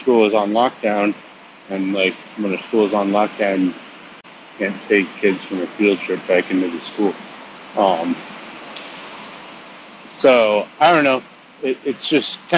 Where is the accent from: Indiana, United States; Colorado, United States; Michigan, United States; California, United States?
Colorado, United States; Denver; I grew up in Denver in the south suburbs.